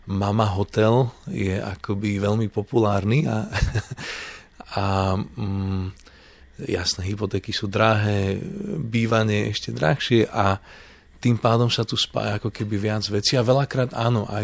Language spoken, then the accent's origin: Slovak; Canada; ja som vyrastal, keď som žil v Kanade, obklopený proste ľuďmi z indickej kultúry, veľmi veľa Indov, ktorí tam prišli.